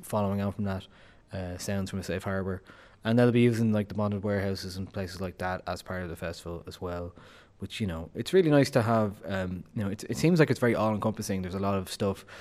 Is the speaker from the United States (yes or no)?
no; Dublin, Leinster, Ireland; I'm from Dublin, I'm supposed to hate Cork